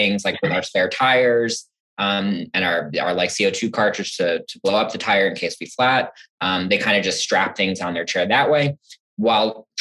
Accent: New Jersey, United States; moved away as an adult; now in Champaign, United States; So I'm from New Jersey originally. I came out to school here back in 2008, and now I haven't left

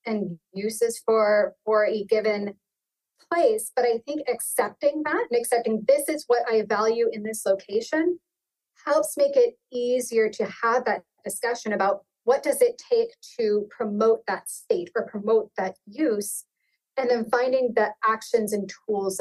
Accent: Virginia, United States; also born or lived in Appalachians; now in Illinois, United States; where I grew up in Virginia, that was the thing growing so tall down in the hollers.

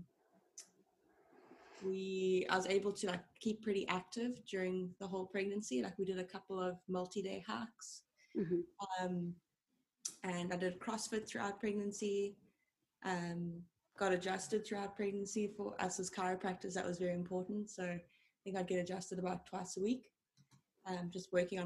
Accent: South Africa; I'm from South Africa

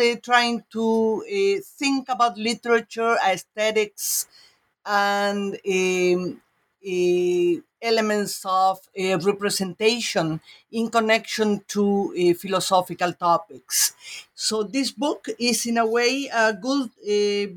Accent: Uruguay; moved away; I'm from Uruguay and started my studies in my country

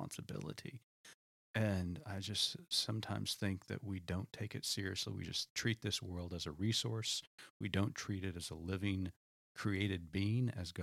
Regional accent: Oklahoma, United States; I grew up in Oklahoma

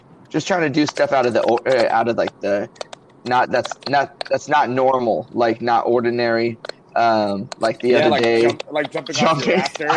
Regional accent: San Miguel, California, United States; moved away as an adult; now in Los Angeles, United States; back in my hometown of San Miguel

